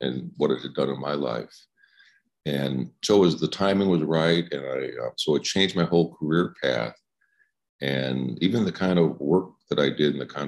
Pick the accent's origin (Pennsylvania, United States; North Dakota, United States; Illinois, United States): Illinois, United States; Chicago; now in Oregon, United States; I live in Oregon, but I'm from Chicago.